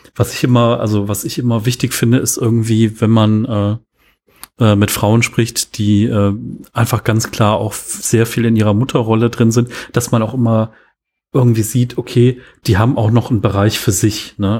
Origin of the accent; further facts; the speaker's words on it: Cologne, North Rhine-Westphalia, Germany; accent: Rhenish; Weil hier in Köln ist so, als ich bin in Köln geboren und äh, der, der rheinische Akzent kommt bei mir manchmal so ein bisschen oder Dialekt kommt so ein bisschen durch